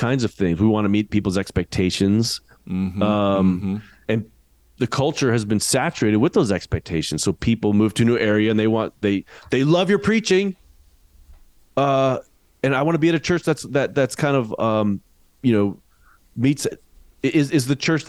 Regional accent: United States

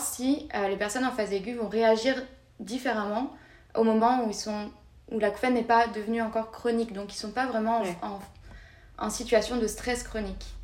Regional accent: France; moved away as an adult; now in Montreal, Canada; on est assez bien accueillis en tant que Français

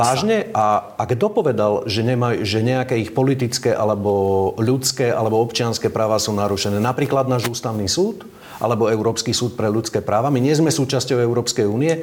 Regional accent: Upper Nitra, Trenčín Region, Slovakia; now in Bratislava, Slovakia; pochádzam z Hornej Nitry

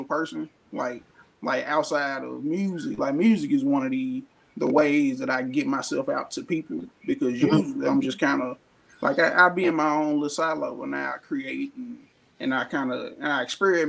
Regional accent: Memphis, Tennessee, United States; born in North Memphis. I'm natively, like, I'm a North Memphis baby

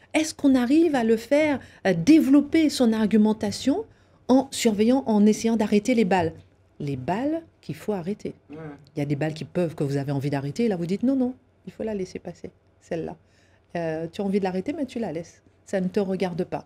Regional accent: Guadeloupe; je suis née effectivement en Guadeloupe avec des parents enseignants

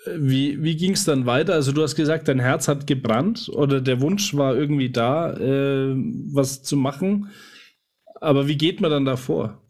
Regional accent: Nuremberg, Bavaria, Germany; bei uns in Nürnberg

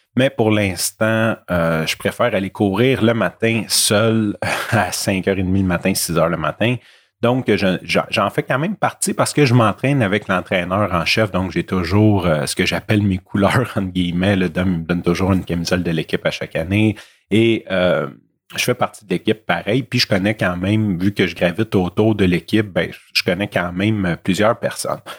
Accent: Montreal, Quebec, Canada; je viens de milieux malfamés de Rivière-des-Prairies puis de Montréal-Nord

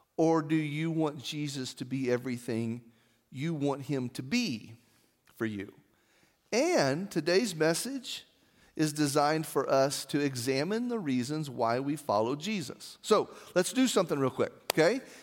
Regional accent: Artesia, United States; I remember being a kid in the Artesia Methodist Church

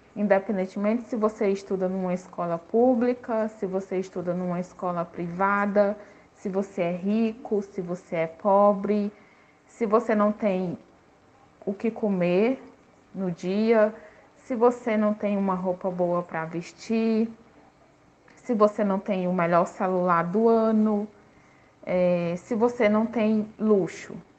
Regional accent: Teresina, Piauí, Brazil; Nasci em Teresina, na cidade, na capital do Piauí, na capital do Piauí

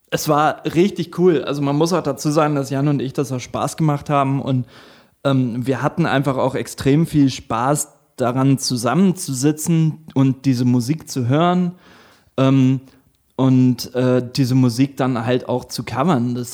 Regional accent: Northern Germany, Germany; accent: Low German; ich musste tatsächlich auch meinen, meinen plattdeutschen Akzent trainieren.

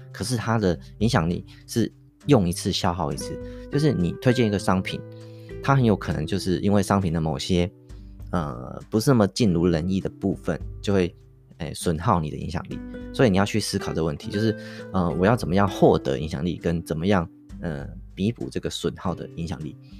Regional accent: Taiwan; 我们台湾人

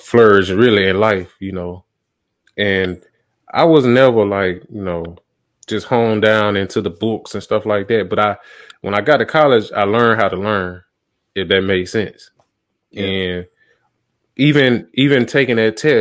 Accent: Montgomery, Alabama, United States; also born or lived in Tuscaloosa, Alabama; now in Atlanta, United States; that's my hometown. That's where I'm from, Montgomery

